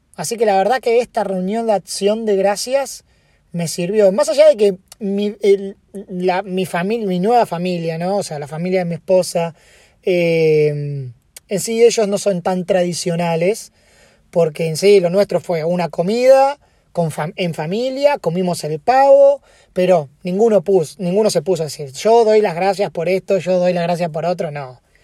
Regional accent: Argentina; now in United States; yo soy argentino

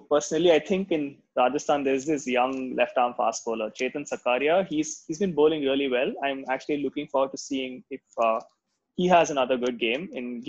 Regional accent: South Africa; As a South African fan, I'm very happy with the way the Proteas have been playing this IPL so far.

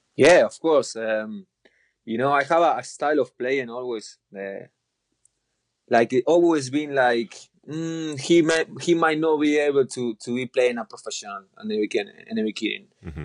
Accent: Rosario, Santa Fe, Argentina; English is a second language; moved away; my city, I'm from Rosario

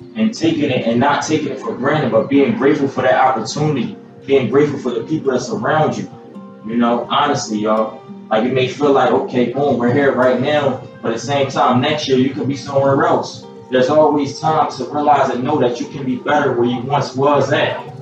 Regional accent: Philadelphia, Pennsylvania, United States; born and raised in Philly, uh, and you know, that's where I spent most of my life

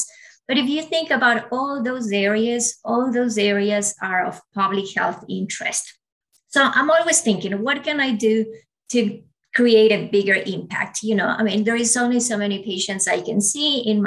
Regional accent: Ecuador; first language Spanish; English is a second language; moved away; also born or lived in United States / Australia; I was born and raised in Ecuador. So you can imagine Spanish is my first language

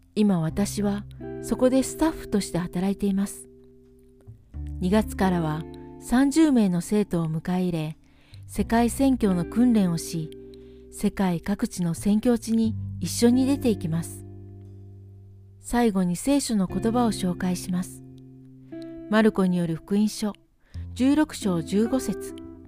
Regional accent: Philippines; born or raised there; now in Nelson, New Zealand

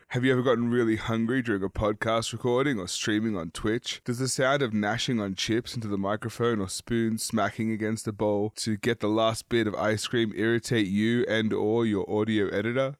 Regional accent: Australia; as an Australian

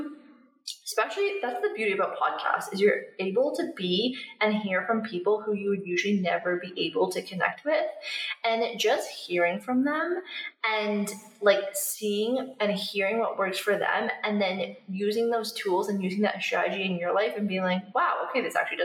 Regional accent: Canada; moved away as an adult; also born or lived in Australia; now in Bali, Indonesia; I'm from Canada

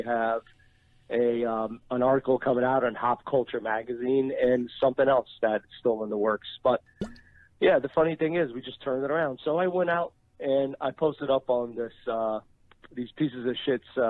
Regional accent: New Jersey, United States; born or raised there

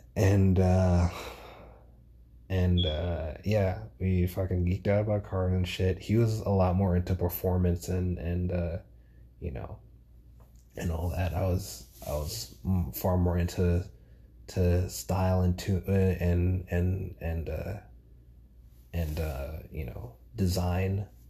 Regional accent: New York City, New York, United States; moved away as an adult; also born or lived in Grenada; now in Georgia, United States; as a New Yorker, right? Like growing up in New York all my life

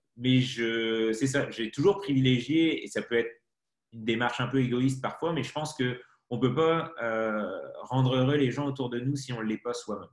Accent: Brittany, France; moved away as an adult; also born or lived in Paris; Je suis breton, donc je suis pas du tout de citadin de base

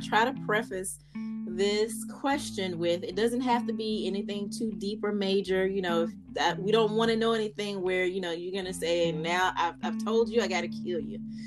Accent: Fayetteville, North Carolina, United States; I am from Fayetteville

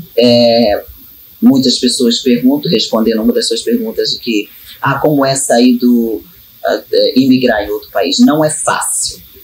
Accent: Baixada Fluminense, Rio de Janeiro, Brazil; Eu sou nascida e criada na Baixada Fluminense

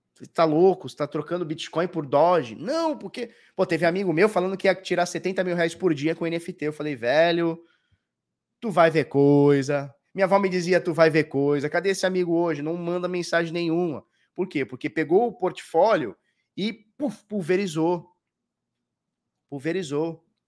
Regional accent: Brazil; nós que somos do Brasil

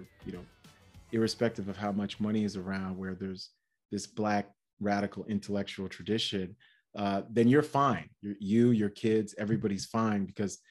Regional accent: New York City, New York, United States; I grew up in Brooklyn and in Queens, New York city

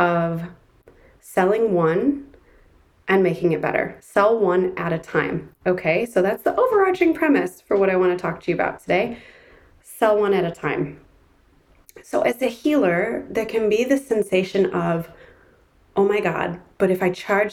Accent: Ann Arbor, Michigan, United States; my hometown in Ann Arbor, Michigan

